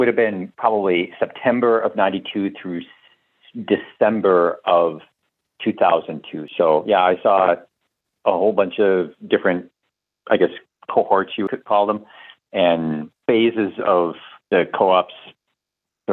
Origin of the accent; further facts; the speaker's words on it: Bloomington, Minnesota, United States; also born or lived in Ann Arbor, Michigan; I ended up transferring back to Minnesota. I grew up here. I grew up in Bloomington